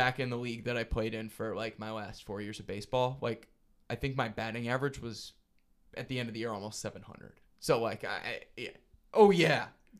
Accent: Roscoe, Illinois, United States; I grew up in the Rockford area, so we were far too behind the times.

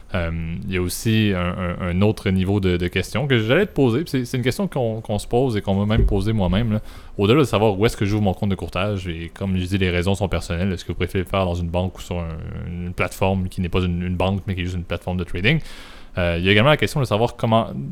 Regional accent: Canada; je suis Canadien

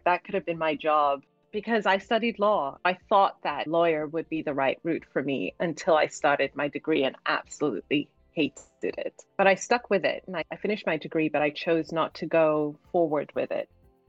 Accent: Cardiff, Wales, United Kingdom; Growing up in Cardiff in Wales, I remember being at school and being one of the only Black kids, as well as definitely the only Muslim kid, because my parents sent us to Roman Catholic school.

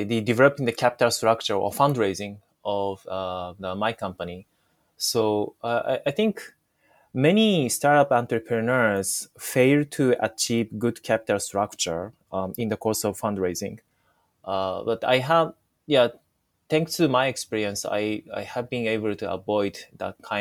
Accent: Japan; first language Japanese; English is a second language; I was born and raised in Japan.

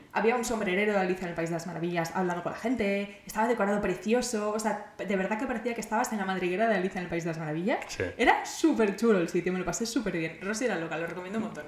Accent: Barcelona, Catalonia, Spain; yo soy de Barcelona, yo quiero vivir en Barcelona para siempre

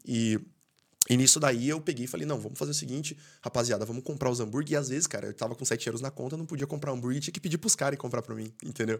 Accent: Brazil; first language Portuguese; moved away as an adult; now in Ireland; quando eu saí do Brasil

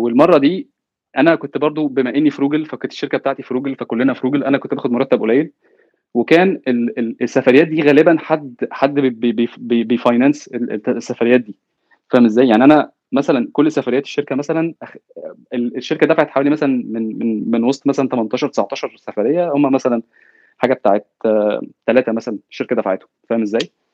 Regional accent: Egypt; now in Silicon Valley, United States; كواحد جاي من مصر

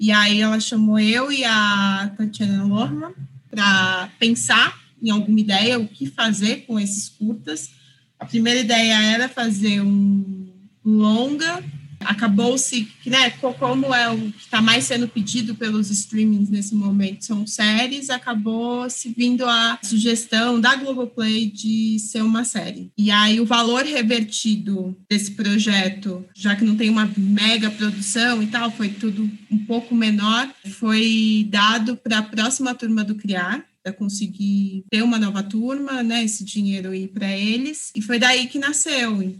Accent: São Paulo, Brazil; Eu sou de Ermelino Matarazzo, Zona Leste de São Paulo.

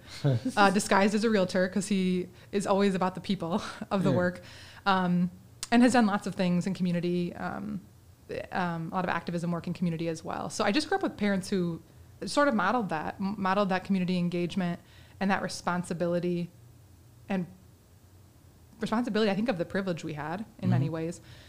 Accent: Vicksburg, Michigan, United States; I grew up in Vicksburg and in the Vicksburg school system

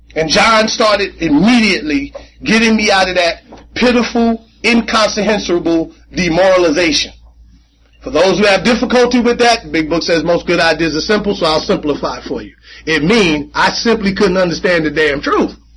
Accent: Jersey City, New Jersey, United States; I grew up in Jersey City

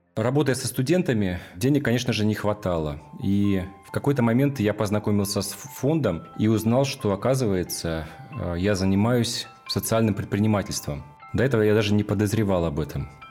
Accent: Petropavlovsk-Kamchatsky, Kamchatka Krai, Russia; Я родился в Петропавловске-Камчатском в 1982 году

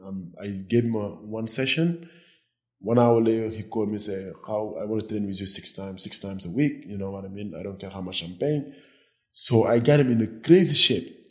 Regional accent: Senegal; moved away as an adult; also born or lived in Nebraska, United States / New Jersey, United States; now in Cabo San Lucas, Mexico; I grew up in West Africa, Senegal. I moved to the US when I was 18.

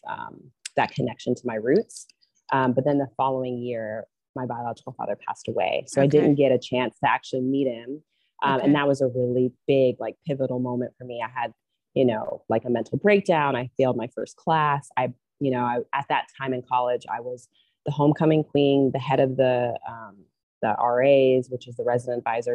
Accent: Durham, North Carolina, United States; moved away as an adult; also born or lived in Utah; now in Bali, Indonesia; I was born in Utah, and then I grew up in Durham, North Carolina

